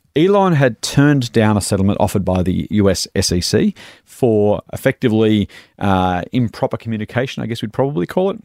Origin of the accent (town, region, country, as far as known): Australia